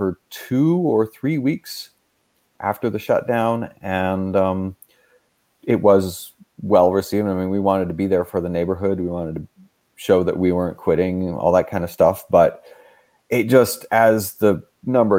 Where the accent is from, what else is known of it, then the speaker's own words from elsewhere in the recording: Rome, Lazio, Italy; now in United States; I'm American, but I grew up in Rome